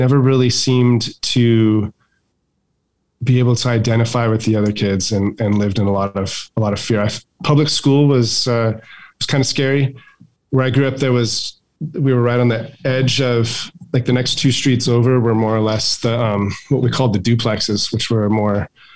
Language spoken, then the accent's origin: English; Barstow, California, United States; It's a poor town in Barstow, and didn't have a ton of means, but also had what we needed